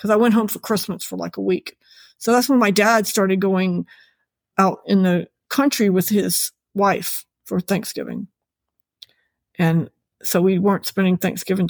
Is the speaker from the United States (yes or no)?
yes; Virginia, United States; now in Florida, United States; my home state of Virginia